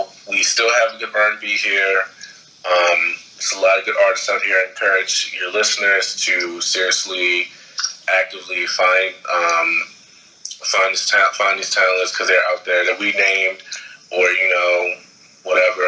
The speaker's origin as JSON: {"language": "English", "town": "Baltimore", "region": "Maryland", "country": "United States", "said": "I'm from Baltimore"}